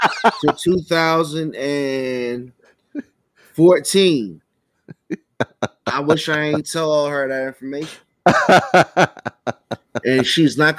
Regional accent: Suitland, Maryland, United States; growing up in Suitland, Maryland

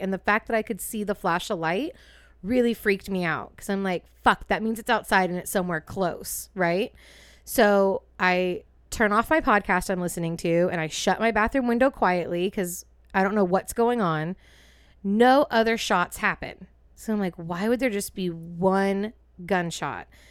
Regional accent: East Bay, California, United States; We're from the East Bay, home of the original Martini

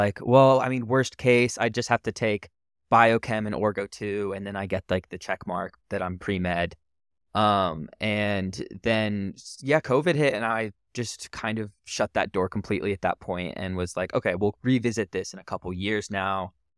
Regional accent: California, United States; born there; So I was born in Northern California. I'm 23.

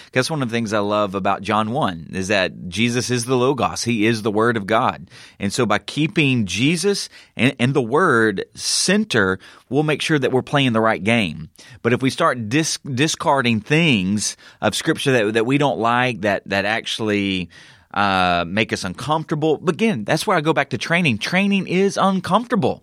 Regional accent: Southern United States, United States; accent: Southern; my Southern accent

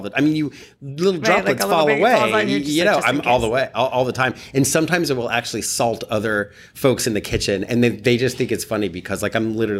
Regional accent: California, United States; from California

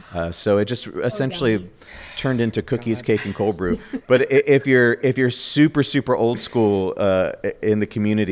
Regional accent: New York, United States; now in Orlando, United States; I'm from New York originally

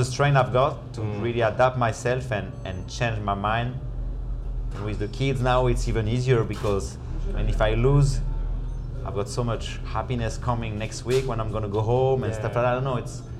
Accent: Réunion; English is a second language; also born or lived in France; proud to represent it, even if I'm not born there, I'm born in France, but I arrived there really young, I'm from Reunion.

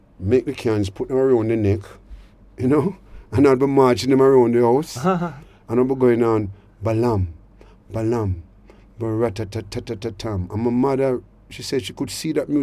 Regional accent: Kingston, Jamaica; growing up in Denham Town as a child

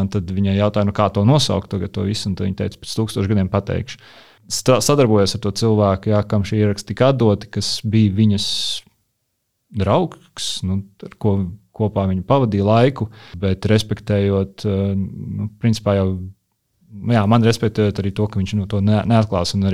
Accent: Rēzekne, Rēzekne Municipality, Latvia; now in Riga, Latvia; kur es veidoju saspēli ar ar manām atmiņām vai pieredzi Reizeknē, jo es uzaugu Ziemeļrajonā, kas ir tāds industriāls

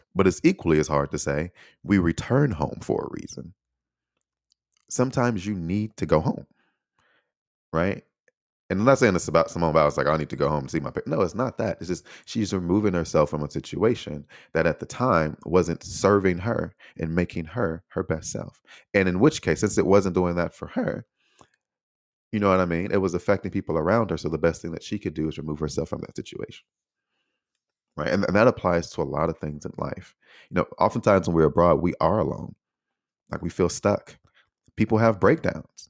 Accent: United States; moved away; also born or lived in Taiwan

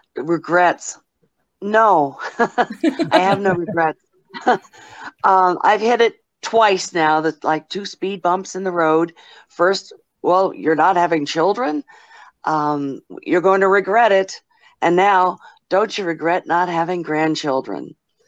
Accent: Rotorua, Bay of Plenty, New Zealand; Hi, kia ora. I'm from Rotorua, New Zealand, calling you.

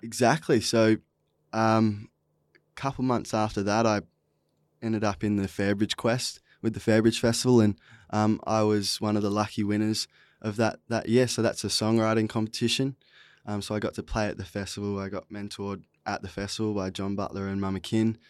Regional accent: Esperance, Western Australia, Australia; also born or lived in Pilbara; now in Fremantle, Australia; I'm originally from Esperance. Uh, when I was twelve, we moved up to the Pilbara, spent a lot of time up there, and, um, now I'm based in Frio

